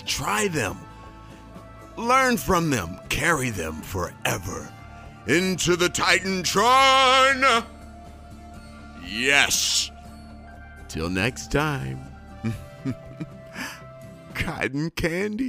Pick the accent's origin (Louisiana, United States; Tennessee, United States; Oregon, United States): Louisiana, United States; Shreveport; I'm from Shreveport